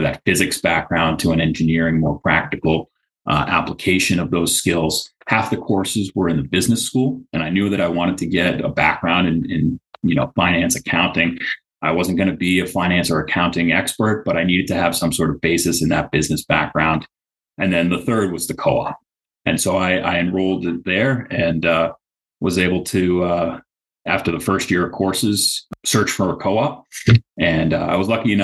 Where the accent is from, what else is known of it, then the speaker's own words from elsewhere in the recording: Central Massachusetts, United States; I grew up in Central Mass